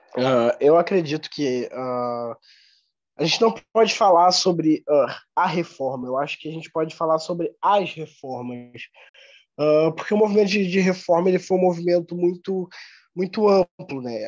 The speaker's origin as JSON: {"language": "Portuguese", "town": "Nova Friburgo", "region": "Rio de Janeiro", "country": "Brazil", "tie": "born or raised there", "moved": "yes", "lives_now": "São Leopoldo, Brazil", "said": "sou natural de Nova Friburgo, no Rio de Janeiro"}